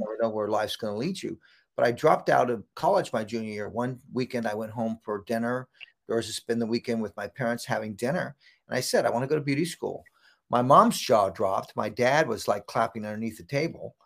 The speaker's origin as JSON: {"language": "English", "town": "Santa Cruz", "region": "California", "country": "United States", "tie": "born or raised there", "said": "I grew up in Santa Cruz, California"}